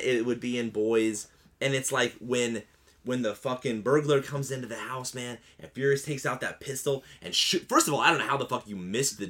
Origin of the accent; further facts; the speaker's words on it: White County, Indiana, United States; I didn't grow up in the hood, man. I'm from White County, Indiana.